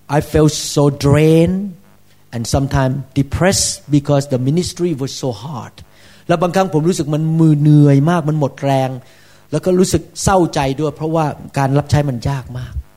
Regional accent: Thailand; moved away as an adult; I was born in Thailand

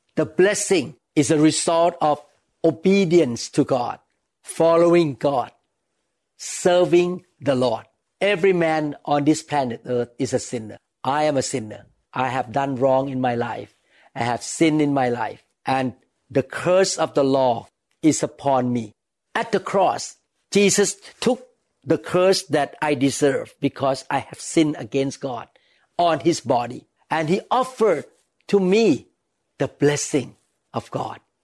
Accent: Thailand; when I was a young boy, I was growing up in Thailand

